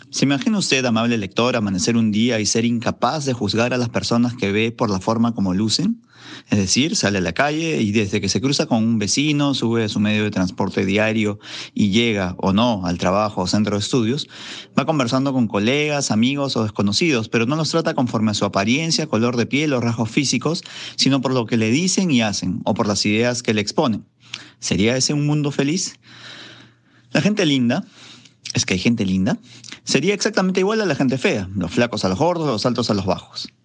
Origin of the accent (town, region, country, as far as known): Peru